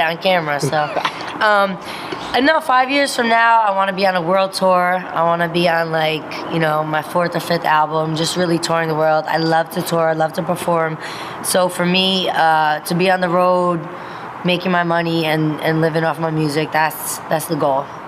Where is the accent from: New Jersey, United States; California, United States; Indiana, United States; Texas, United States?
New Jersey, United States; Passaic County; I'm from Jersey. You know what I'm saying? We are Jersey. I'm from North Jersey, Passaic County